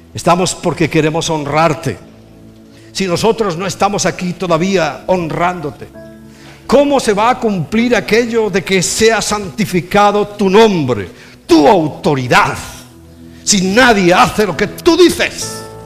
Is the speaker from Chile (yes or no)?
no; Spain; also born or lived in Lleida; now in Madrid, Spain; yo soy un español de toda la vida. Español de España